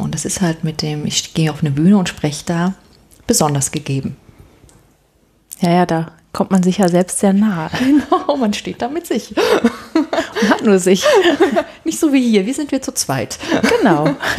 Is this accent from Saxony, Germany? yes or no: yes; Dresden, Saxony, Germany; moved away as an adult; also born or lived in Havana / Halle; ich mit, mit meinem Mann dann nach Dresden in meine Heimat gegangen wo ich ja auch lange dann nicht gelebt hatte